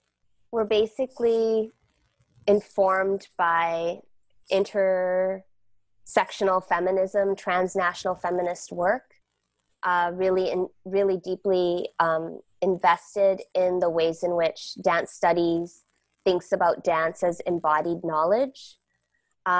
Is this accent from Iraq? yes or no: no; Malaysia; born there; moved away; also born or lived in Canada / United States; I was born in Malaysia and came to Turtle Island, Canada, and the US, and spent my time in both of those countries.